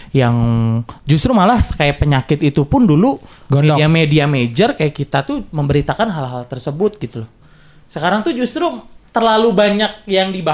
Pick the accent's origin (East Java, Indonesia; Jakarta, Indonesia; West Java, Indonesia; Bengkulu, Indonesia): West Java, Indonesia; di di kampungku dulu waktu di daerah Purwakarta itu sering banget ada.